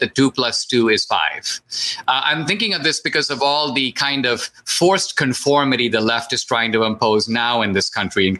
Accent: India; now in United States; when I grew up in India

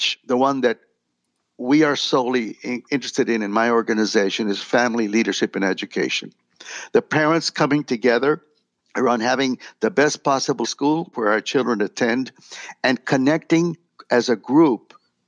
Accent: Laredo, Texas, United States; moved away as an adult; also born or lived in Del Rio, Texas; now in San Antonio, United States; I grew up in Laredo, a border town, border with Mexico.

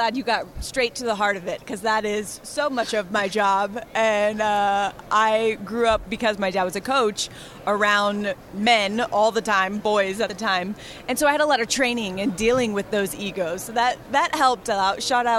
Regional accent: Phoenix, Arizona, United States; born or raised there

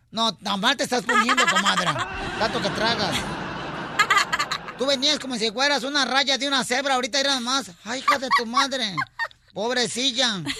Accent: Honduras; moved away; De Honduras.

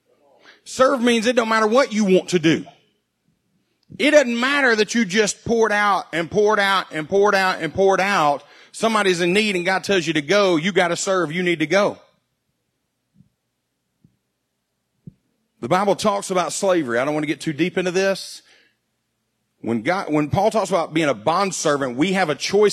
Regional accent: United States; as an American

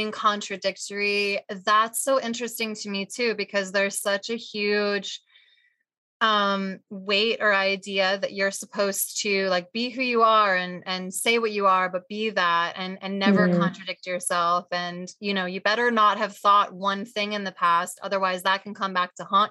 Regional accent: New Jersey, United States; I am also from Jersey

